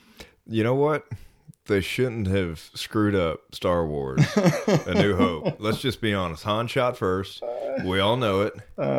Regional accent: Atlanta, Georgia, United States; also born or lived in Dahlonega / Athens; I'm originally from Atlanta, Georgia. My dad was a Methodist minister, so we moved all over North Georgia.

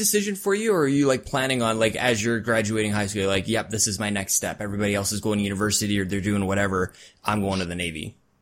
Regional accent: Canada; I'm Canadian

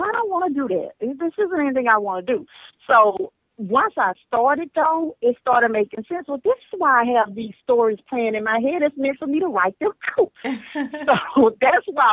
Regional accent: Barnado, Louisiana, United States; I'm from Louisiana, from a little town called Barnado.

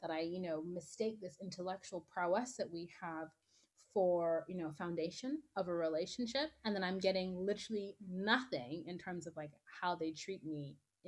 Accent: Nigeria; I'm Nigerian

